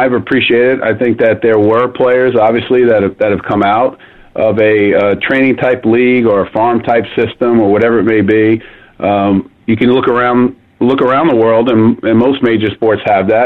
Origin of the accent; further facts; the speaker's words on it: New York City, New York, United States; moved away as an adult; also born or lived in London; now in Jacksonville, United States; I'm from New York City